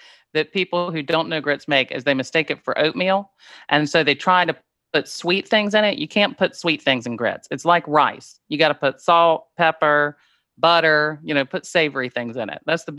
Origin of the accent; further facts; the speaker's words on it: Greenville, South Carolina, United States; now in New York, United States; I was born and raised in Greenville, South Carolina. I've been in New York quite a long time now. I still claim my Southern roots.